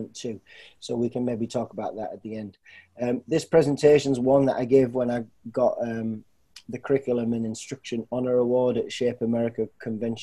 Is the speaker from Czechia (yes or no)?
no; North East England, United Kingdom; now in Pickerington, United States; I grew up in England, in the northeast part of England